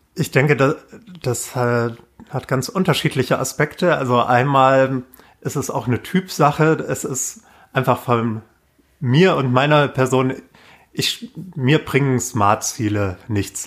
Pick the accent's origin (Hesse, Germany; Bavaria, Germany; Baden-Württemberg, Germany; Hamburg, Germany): Hesse, Germany; Waldecker Land, North; now in Berlin, Germany; ich komme aus Nordhessen, Waldecker Land vom Dorf